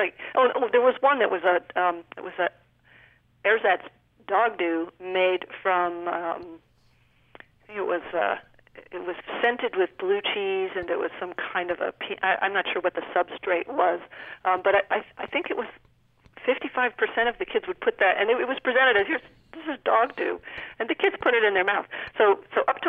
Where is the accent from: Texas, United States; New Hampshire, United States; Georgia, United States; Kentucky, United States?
New Hampshire, United States; moved away; when I was a child in New Hampshire, no ethnic cuisine whatsoever. Now you go back to my hometown